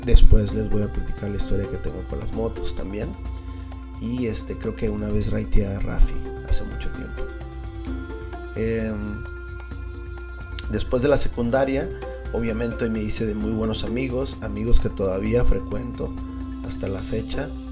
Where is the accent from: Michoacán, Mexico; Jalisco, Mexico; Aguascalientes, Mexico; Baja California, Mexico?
Baja California, Mexico; Tijuana; Yo nací aquí en Tijuana.